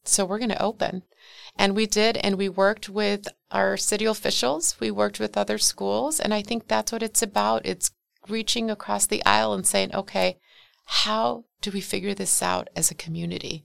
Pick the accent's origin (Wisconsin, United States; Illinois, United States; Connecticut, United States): Wisconsin, United States; Milwaukee; born or raised there